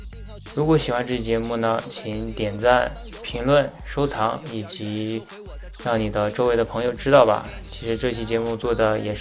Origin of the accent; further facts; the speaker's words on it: Ordos, Inner Mongolia, China; 我呀，我就说道说道我的家乡鄂尔多斯伊克昭嘛。